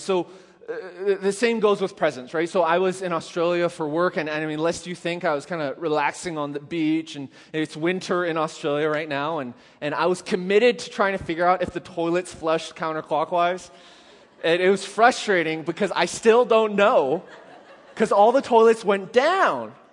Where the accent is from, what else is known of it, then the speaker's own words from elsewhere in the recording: Canada; I'm Canadian